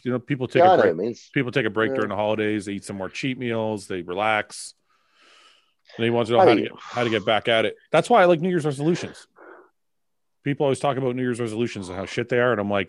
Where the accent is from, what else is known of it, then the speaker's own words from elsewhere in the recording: Canada; I was born in Canada, and I'm a Canadian citizen. I don't have a Lebanese a passport from Lebanon.